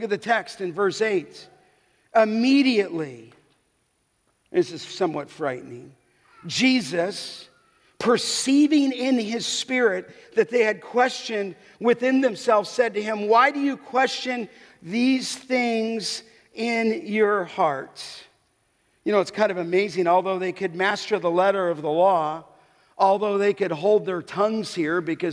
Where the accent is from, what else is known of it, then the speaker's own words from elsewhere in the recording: Santa Monica, California, United States; where I grew up by in Santa Monica, in Venice